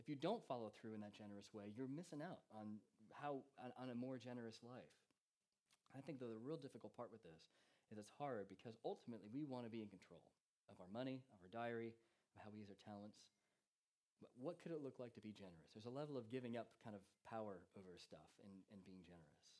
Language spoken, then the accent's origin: English; United States; now in England; as an American